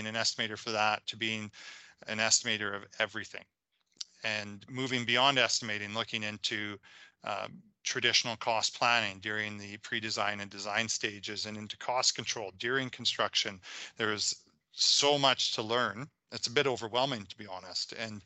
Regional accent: Saskatchewan, Canada; also born or lived in Calgary; I was originally from Saskatchewan

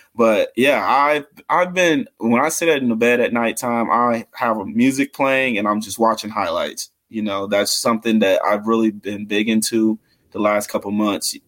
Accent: Mississippi, United States; now in Lawrence, United States; I'm from Mississippi, so I didn't have much when I moved to Kansas

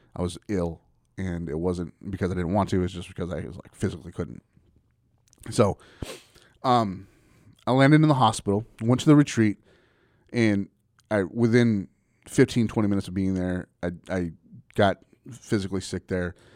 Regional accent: Springtown, Texas, United States; I grew up in Springtown, Texas

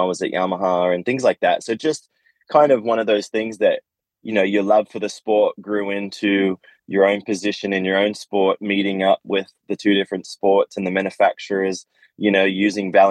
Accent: Australia; I grew up in Australia

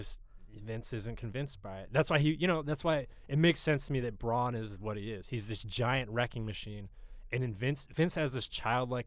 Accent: Harrisburg, Pennsylvania, United States; also born or lived in Philadelphia / Greenpoint, New York; now in New York, United States; I'm from Central Pennsylvania, Harrisburg, PA

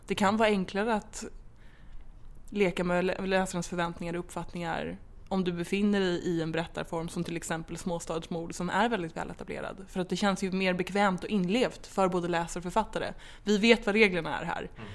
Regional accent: Stockholm, Stockholm County, Sweden; Jag är uppvuxen, född och uppvuxen i Stockholm

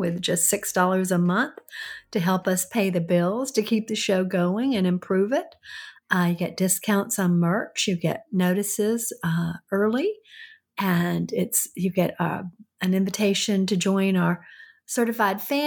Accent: the South, United States; accent: southern; my southern accent.

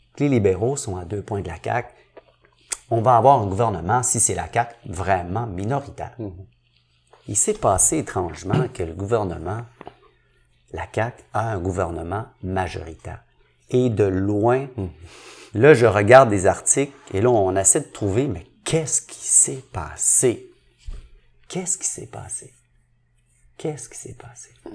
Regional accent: Montreal, Quebec, Canada; je viens de Saint-Henri, mais je viens d'une famille très, très pauvre

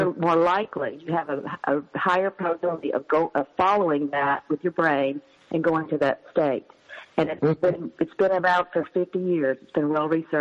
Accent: the South, United States; growing up in the South as a woman

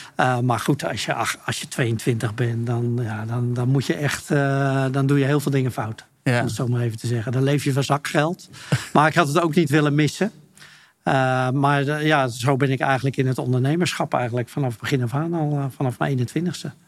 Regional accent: Utrecht, Netherlands; also born or lived in Friesland; ik ben geboren in Utrecht, maar, maar ik heb een Friese moeder. En wij hebben daar altijd een huis gehad

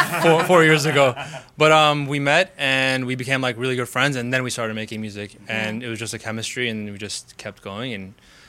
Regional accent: Chicago, Illinois, United States; I've lived here all my life.

